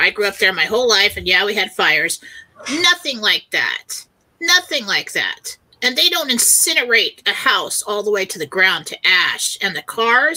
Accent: San Diego, California, United States; I grew up in San Diego.

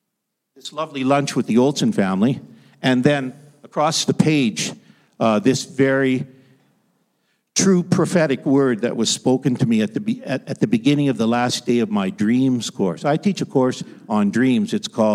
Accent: Ottawa Valley, Canada; I grew up in the Canadian Shield. If you travel the Ottawa Valley, it's the land of the great pine tree.

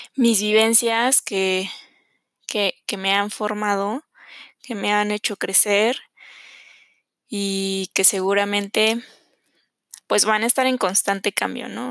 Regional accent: Mexico City, Mexico; soy de la Ciudad de México

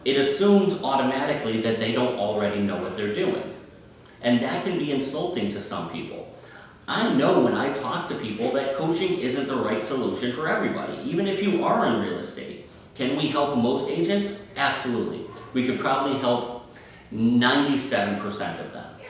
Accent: Northeast, United States; I'm from the Northeast

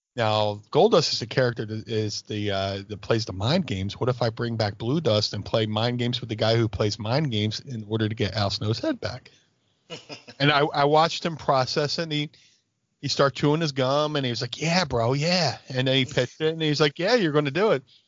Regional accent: Philadelphia, Pennsylvania, United States; in my hometown of Philadelphia

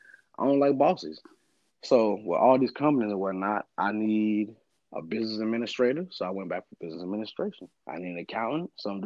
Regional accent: Alabama, United States; And what really makes it better for me is the fact that I'm from Alabama.

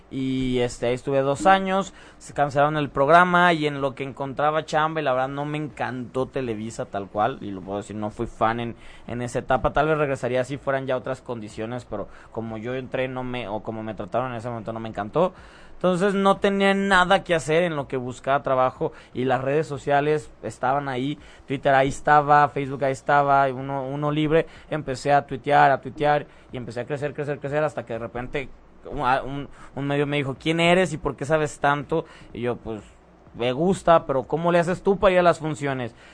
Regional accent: Guadalajara, Jalisco, Mexico; moved away as an adult; now in Mexico City, Mexico; Me, yo de Guadalajara me vine aquí a la Ciudad

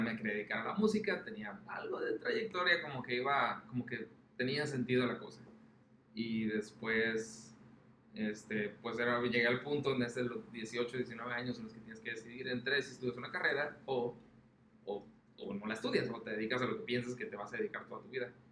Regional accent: Mexico; lo que somos nosotros como mexicanos

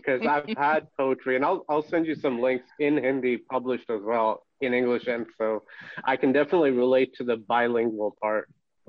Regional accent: United States; Yeah, I was born and raised here, but both my parents obviously grew up there and then immigrated to America in the 70s. So but I still have lots of family there.

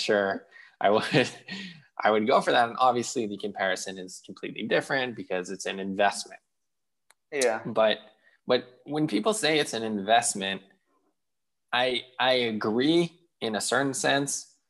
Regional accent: Israel; moved away; I grew up in Israel

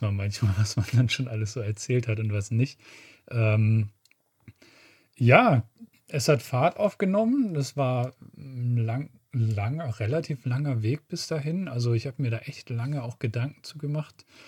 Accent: Schleswig-Holstein, Germany; meine Heimat, die Schlei

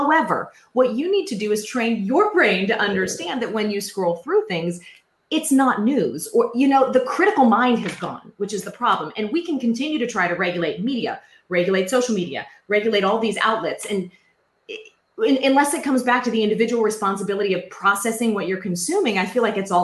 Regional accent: United States; being an American right now

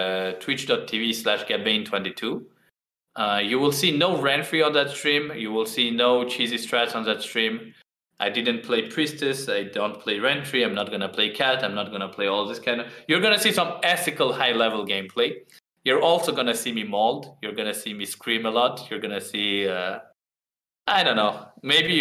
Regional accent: Georgia; I am from Georgia, the little country

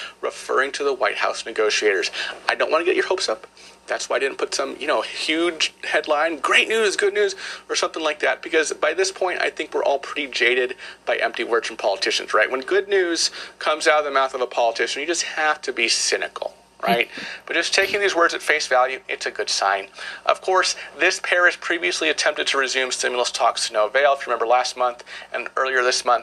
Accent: California, United States; my home state of California

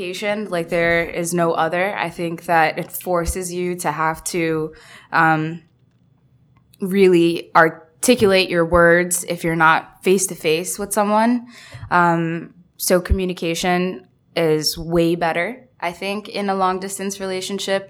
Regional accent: New York City, New York, United States; moved away as an adult; also born or lived in Detroit / Bangladesh; I'm from Queens and I moved 4 months ago

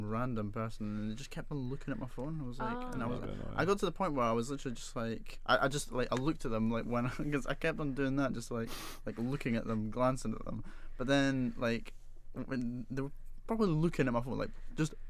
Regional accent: Scotland, United Kingdom; as Scottish people

